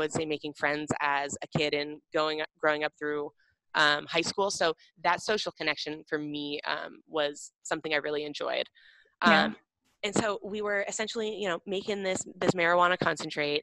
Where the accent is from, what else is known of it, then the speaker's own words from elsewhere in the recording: Seattle, Washington, United States; I grew up in Seattle